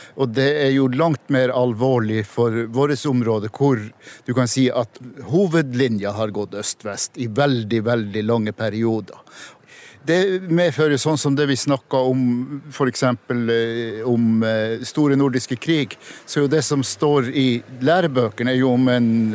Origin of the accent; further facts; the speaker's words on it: Kåfjord, Troms, Norway; Jeg er fra Kåfjord i Troms, men jeg kan si jeg er nordtromsing, anser jeg meg som.